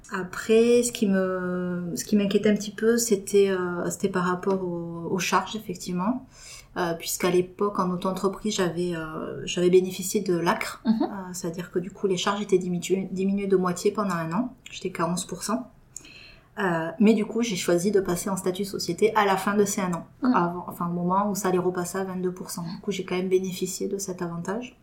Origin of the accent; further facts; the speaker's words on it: Toulouse, Occitania, France; je suis toulousaine pure souche